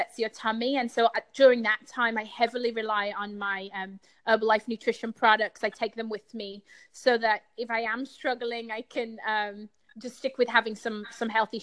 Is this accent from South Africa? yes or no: no; United Kingdom; Being British